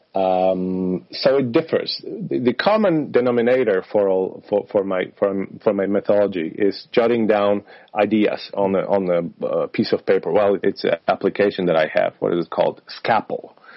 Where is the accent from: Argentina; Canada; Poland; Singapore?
Poland; moved away; I come from I come from Poland, from Slavic region